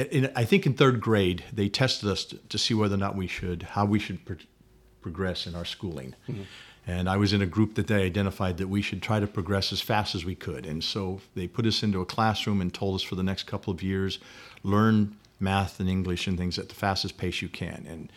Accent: Sacramento, California, United States; moved away as an adult; also born or lived in Salt Lake City, Utah; now in Indiana, United States; ended up in Sacramento, California by about the age of three. Okay. And that's where I lived until I went away to college.

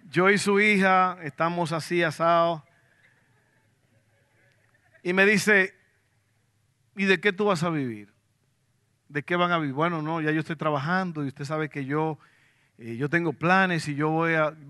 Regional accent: Dominican Republic; now in Abilene, United States; yo me vine desde la República Dominicana, tierra de sol, aguas azules y arenas blancas. Me vine a Abilene, Texas, un lugar de tierra roja frío, ahí no hay nada.

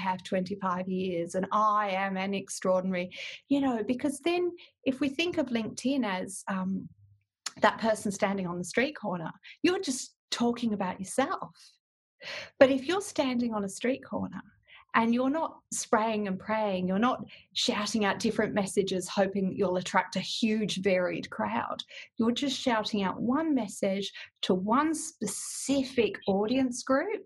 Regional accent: WA, Western Australia, Australia; also born or lived in England; I came back to WA

